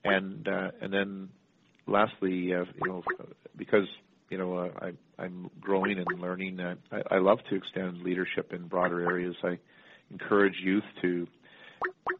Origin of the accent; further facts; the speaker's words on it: Canada; growing up in Canada